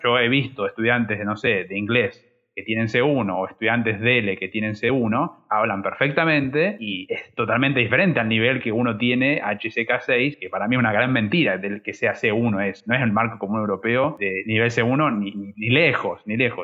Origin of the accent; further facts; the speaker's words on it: Rosario, Santa Fe, Argentina; moved away as an adult; now in China; Yo soy de Rosario, en Argentina